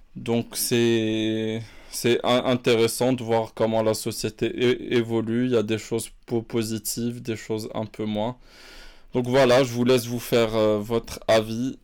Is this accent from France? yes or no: no; Morocco; je suis né, j'ai vécu au Maroc